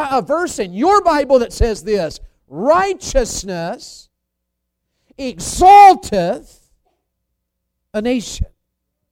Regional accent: the South, United States; being a Southerner

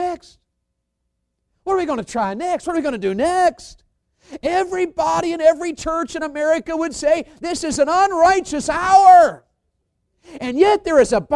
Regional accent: the South, United States; being a Southerner

